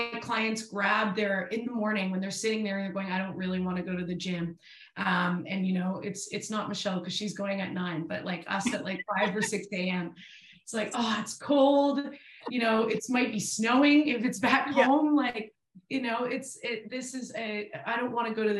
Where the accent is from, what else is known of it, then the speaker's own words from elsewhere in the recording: Canada; moved away as an adult; now in Australia; I've lived out here for 10 years. I'm still so Canadian.